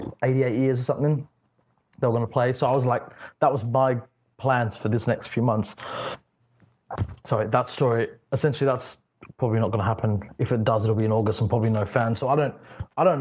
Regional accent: Australia; I'm from Australia

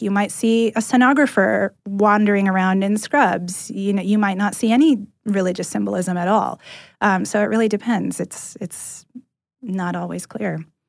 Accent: California, United States; moved away as an adult; now in Atlanta, United States

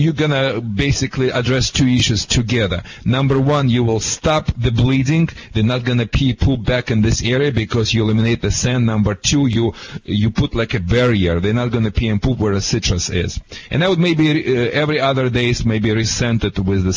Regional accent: California, United States; I'm from California, and here in California

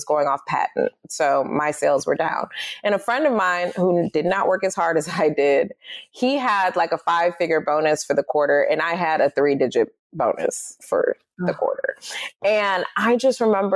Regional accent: Detroit, Michigan, United States; I was born and raised in Detroit

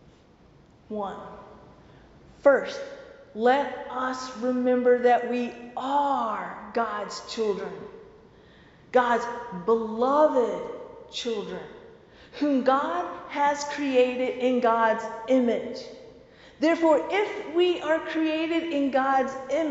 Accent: the South, Southern United States, United States; accent: southern; my southern accent

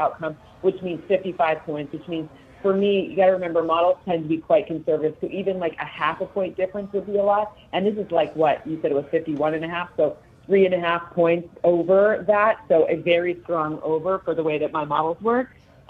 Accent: Michigan, United States

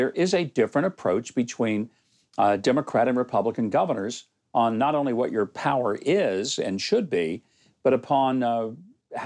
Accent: Arkansas, United States; moved away; Joining me from my home state of Arkansas

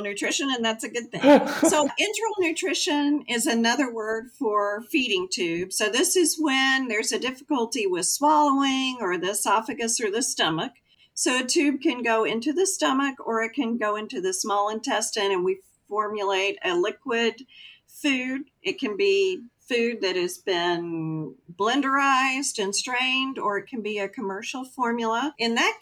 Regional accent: Texas, United States; I'm a Texan

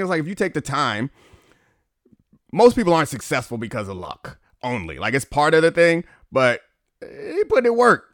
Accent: Baltimore, Maryland, United States; I grew up in Baltimore, so, like, club music was a thing.

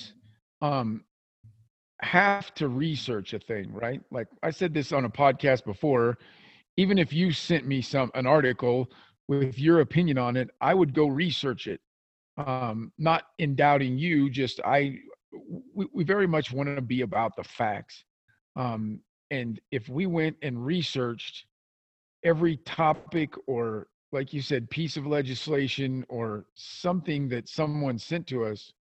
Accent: American Midwest, United States; accent: American Midwestern twang; us as Midwesterners

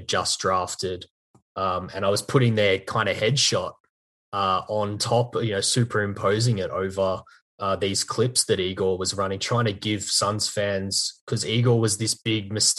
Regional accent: Australia; I'm actually from Australia

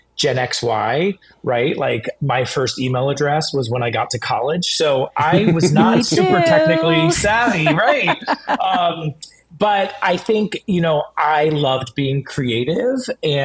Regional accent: Southwest Florida, United States; moved away as an adult; I grew up in Southwest Florida

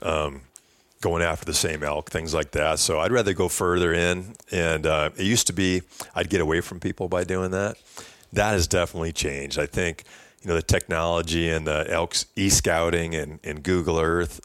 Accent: Wisconsin, United States; I grew up bow hunting whitetails in Wisconsin

